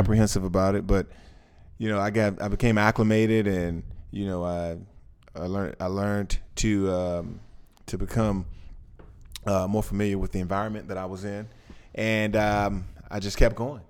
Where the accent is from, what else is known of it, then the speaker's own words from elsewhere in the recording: Washington, District of Columbia, United States; I grew up in Washington, D C, not too far from the White House.